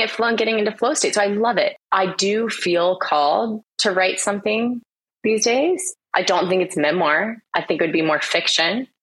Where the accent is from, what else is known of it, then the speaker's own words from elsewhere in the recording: United States; moved away as an adult; now in Australia; I'm American.